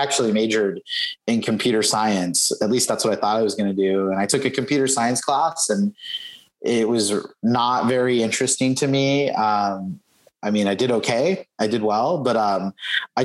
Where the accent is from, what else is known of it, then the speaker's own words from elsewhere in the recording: Southern California, United States; moved away as an adult; also born or lived in Provo, Utah; my ward when I was growing up in Southern California